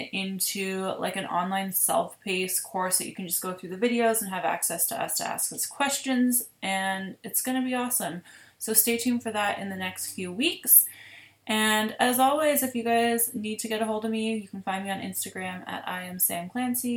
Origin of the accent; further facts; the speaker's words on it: Ontario, Canada; I am from Ontario